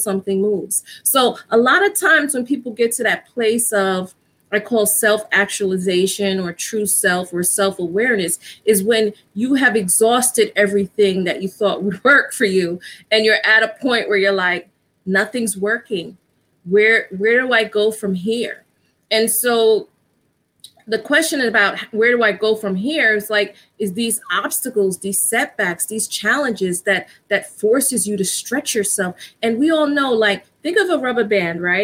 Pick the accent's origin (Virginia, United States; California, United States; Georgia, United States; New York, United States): New York, United States; New York City; I'm from New York. Actually, I live in New York. I grew up in the Bronx